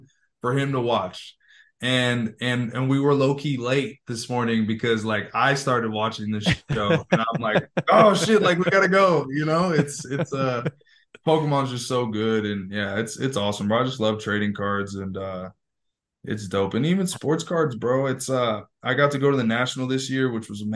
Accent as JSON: {"language": "English", "region": "California", "country": "United States", "tie": "born or raised there", "said": "I grew up in California"}